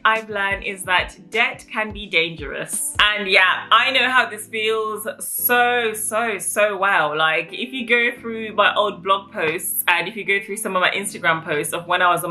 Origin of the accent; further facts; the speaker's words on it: England, United Kingdom; I have an African background, and growing up in England